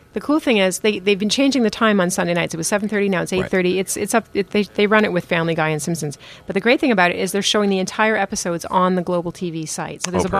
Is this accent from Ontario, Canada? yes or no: yes; Chatham, Ontario, Canada; I was born in Chatham.